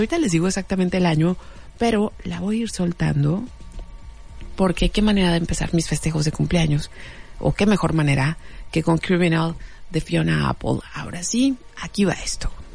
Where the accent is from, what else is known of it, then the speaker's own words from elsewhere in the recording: Mexico; las personas que crecimos en los ochentas en México